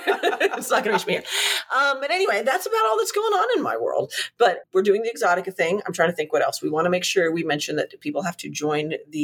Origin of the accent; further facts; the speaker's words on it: Germany; moved away; I grew up in Germany